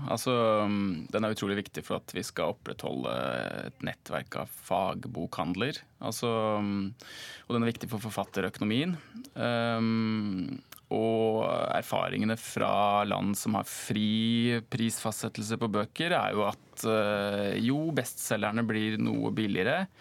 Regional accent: Norway; Som nordmann da, eller fra et norsk perspektiv

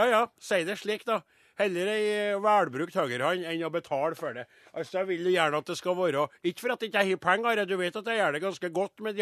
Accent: Trondheim, Trøndelag, Norway; Jeg vokste opp i Trondheim, bodde i Trondheim, og det her er trønderske banneord.

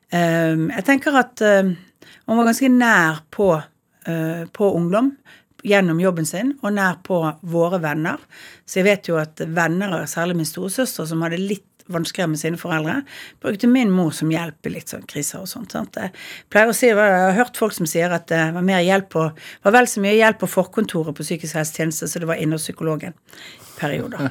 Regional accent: Bergen, Vestland, Norway; Jeg er født på Arna, og så er jeg oppvokst i begynnelsen av Åsterveien

